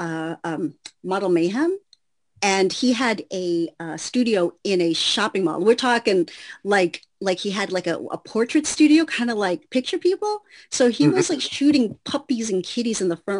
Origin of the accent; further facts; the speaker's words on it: Chicago, Illinois, United States; moved away as an adult; also born or lived in New York City; now in Los Angeles, United States; I was born in New York City, but I moved to the Chicago suburbs before I was a year old. So okay. I basically consider myself a Chicagoan.